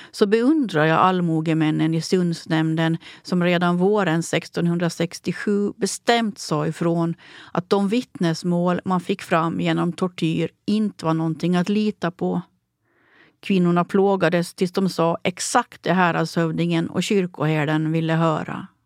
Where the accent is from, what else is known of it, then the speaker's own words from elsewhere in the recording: Åland, Finland; Jag är författare från Åland.